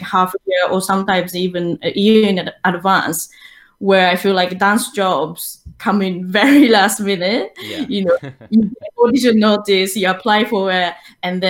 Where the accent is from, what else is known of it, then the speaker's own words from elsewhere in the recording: Tokyo, Japan; moved away as an adult; now in London, United Kingdom; I'm originally from Tokyo, Japan. I started my dance training in hip-hop and ballroom Latin dance back in Tokyo.